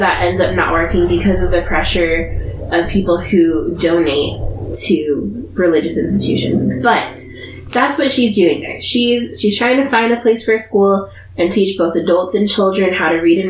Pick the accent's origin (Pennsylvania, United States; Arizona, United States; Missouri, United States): Arizona, United States; We're from Arizona.